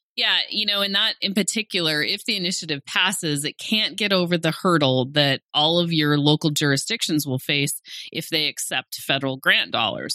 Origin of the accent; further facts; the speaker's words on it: Great Falls, Montana, United States; also born or lived in Missoula; I'm from Great Falls